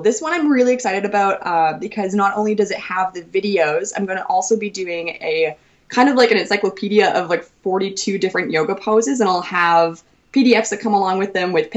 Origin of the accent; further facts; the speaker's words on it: Saskatoon, Saskatchewan, Canada; moved away; Saskatoon's my hometown in Saskatchewan